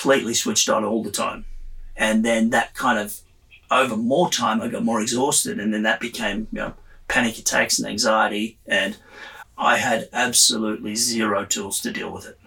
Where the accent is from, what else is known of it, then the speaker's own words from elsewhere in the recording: Sydney, New South Wales, Australia; I grew up in Sydney, Australia, in a beachside suburb